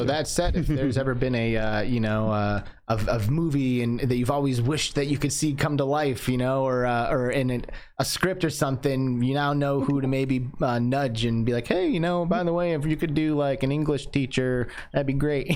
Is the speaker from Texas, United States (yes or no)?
no; Michigan, United States; moved away; I grew up in Michigan